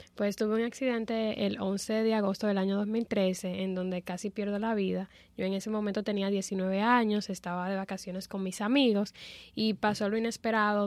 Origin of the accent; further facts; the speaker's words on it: Dominican Republic; en mi país, en la República Dominicana